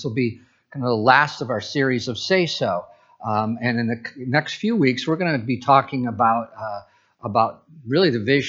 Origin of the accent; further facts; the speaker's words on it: Midwest, United States; moved away as an adult; now in Pacific Northwest, United States; I'm from the Midwest